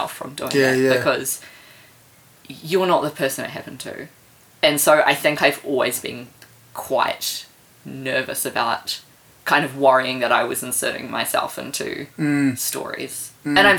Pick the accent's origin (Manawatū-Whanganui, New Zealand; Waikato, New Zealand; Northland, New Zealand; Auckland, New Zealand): Auckland, New Zealand; now in Wellington, New Zealand; I grew up in Papakura in Auckland